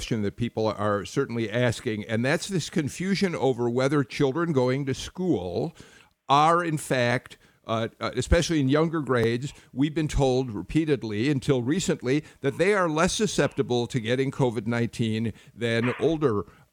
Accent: Chicago, Illinois, United States; now in Georgia, United States; I'm a Chicagoan. I moved down here

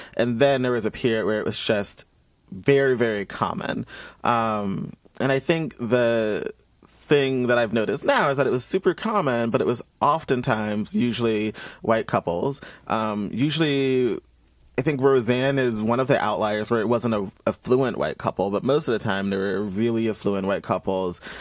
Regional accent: Columbus, Georgia, United States; moved away as an adult; being someone who's born and raised in Georgia, um, where up until I was 18.

